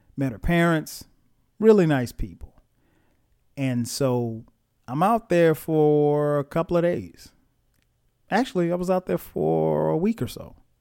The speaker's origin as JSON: {"language": "English", "town": "Florence", "region": "South Carolina", "country": "United States", "said": "I'm from Florence, South Carolina."}